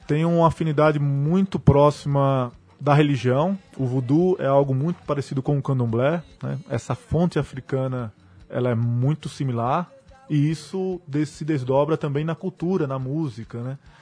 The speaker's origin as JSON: {"language": "Portuguese", "country": "Brazil", "also_born_or_lived": "Haiti", "said": "Sou brasileiro"}